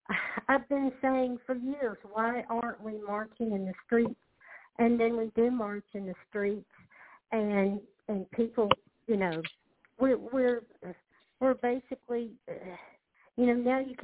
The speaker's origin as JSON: {"language": "English", "region": "Louisiana", "country": "United States", "said": "Hi. Yes. Excuse my accent. I'm from Louisiana."}